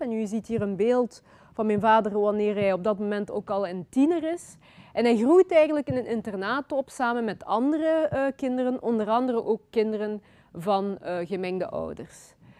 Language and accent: Dutch; Flanders, Belgium; also born or lived in Kinshasa, Democratic Republic of the Congo; Ik ben geboren in Congo ehm, in 1984. En ik ben daarna als, op vrij jonge leeftijd eh, naar België gekomen. Ik ben hier opgegroeid.